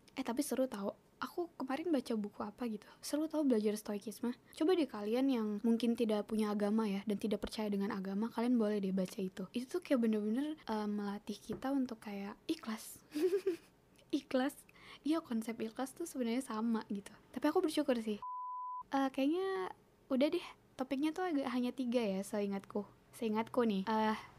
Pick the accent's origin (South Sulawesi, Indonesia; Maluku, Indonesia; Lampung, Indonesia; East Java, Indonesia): South Sulawesi, Indonesia; Toraja or Enrekang; bahasa Toraja apa bahasa Enrekang ya pokoknya bahasa bahasa rumah aku lah bahasa kampung aku